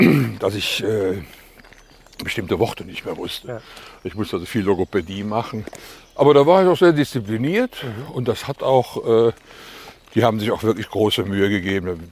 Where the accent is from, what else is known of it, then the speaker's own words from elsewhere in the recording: Cologne, North Rhine-Westphalia, Germany; accent: Kölsch; also born or lived in Eifel; ich bin ja am Klobigplatz aufgewachsen